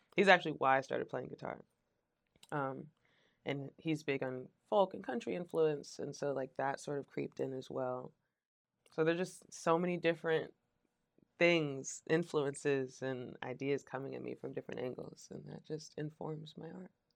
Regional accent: Richmond, Virginia, United States

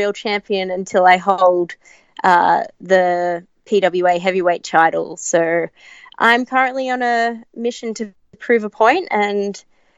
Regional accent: Australia; moved away as an adult; also born or lived in England; we're the three girls from Australia that have trained at the Wrestle Factory

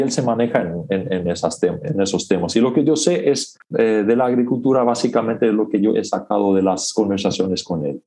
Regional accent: Chaco, Paraguay; first language Plautdietsch; Spanish is a second language; moved away as an adult; also born or lived in Canada; nací y crecí en Paraguay, en el Chaco, en una comunidad rural, en una comunidad menonita.

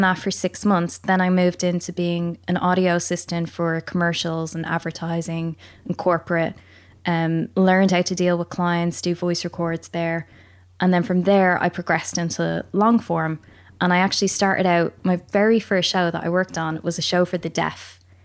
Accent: Ireland; accent: Irish; moved away as an adult; also born or lived in England; now in United Kingdom; I'm Irish

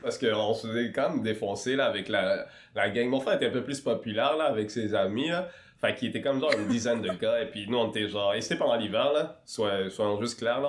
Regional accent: Quebec City, Quebec, Canada; also born or lived in Rwanda / Kenya / Montreal; on s'est retrouvé à Québec. Et euh, notamment euh, à Limoilou, au fin fond de Limoilou, à Mézeray, euh, dans le plus grand complexe HLM du, de Québec, le deuxième du Québec, je pense, il me semble. Et puis, c'est ça, j'ai passé une dizaine d'années là-bas. Et pendant cette dizaine d'années, ben, j'étais un enfant

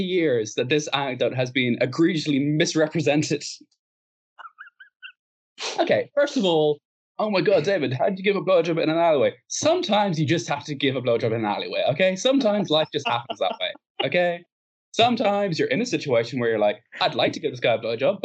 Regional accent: Ireland; we're Irish.

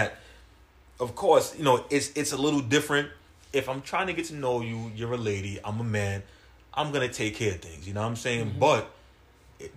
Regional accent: New York City, New York, United States; I'm from Brooklyn

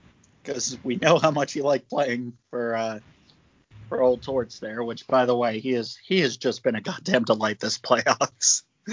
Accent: Cape May, New Jersey, United States; I grew up in Cape May. That's literally like the next town over from where I used to live.

